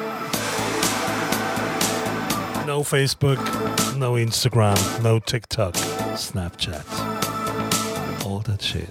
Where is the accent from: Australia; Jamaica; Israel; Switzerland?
Switzerland; accent: Swiss German; first language German; English is a second language; German is my first language, so. And now I speak with the French accent. Yes, no. Okay, Schweizerdeutsch ist meine Sprache